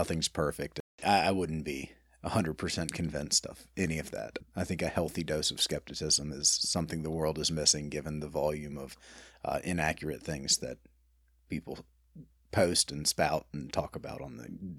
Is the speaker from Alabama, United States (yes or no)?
yes; Birmingham, Alabama, United States; Born and raised in Birmingham, I'm one of three boys. I come from a family of attorneys who came from a family of restaurant operators. I'm in love with my city and married and have a one-year-old daughter